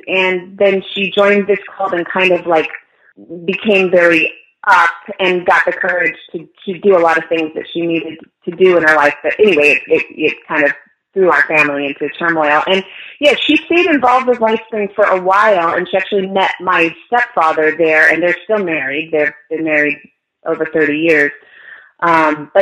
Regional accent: Orange County, California, United States; also born or lived in Los Angeles / Glendale; now in Long Beach, United States; I grew up in Orange County

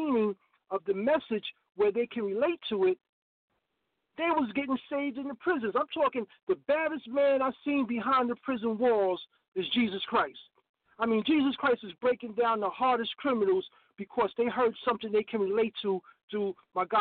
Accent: New York City, New York, United States; growing up in the South Bronx, where it was a battle growing up as a teenager and as a young man

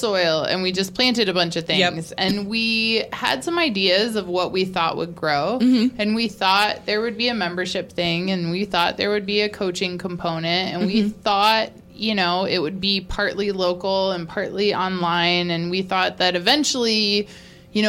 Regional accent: Georgia, United States; I'm from Georgia.

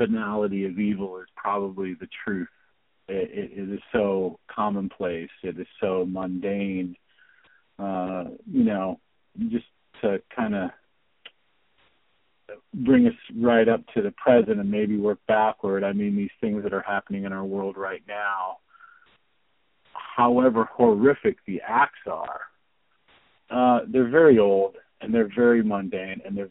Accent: Ohio, United States; I grew up in Ohio, and I used to spend my summers in Bondsville

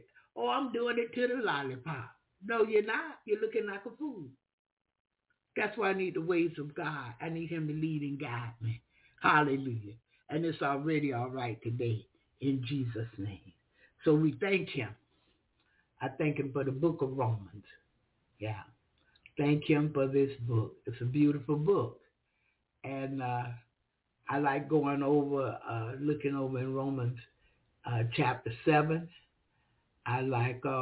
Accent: the South, United States; I'm from the South, and the Southern thing is my thing

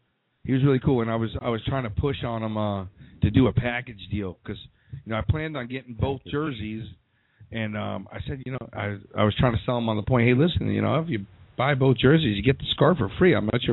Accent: New York, United States; now in Fort Lauderdale, United States; I'm from New York. Of course I'm from New York.

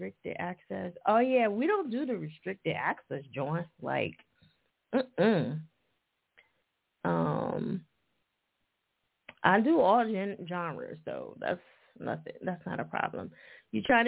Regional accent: New Jersey, United States; moved away; I'm originally from Jersey

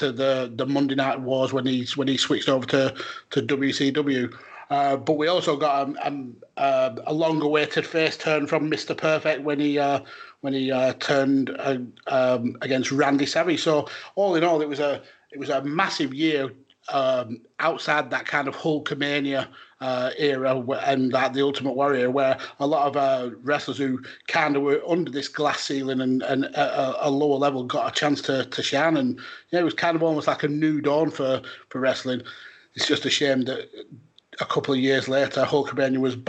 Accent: United Kingdom; as a British fan

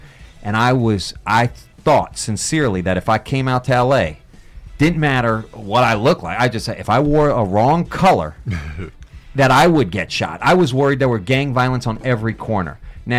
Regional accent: Cincinnati, then Cleveland, Ohio, United States; now in Los Angeles, United States; I grew up in Cincinnati and then Cleveland, and I moved out here in 95.

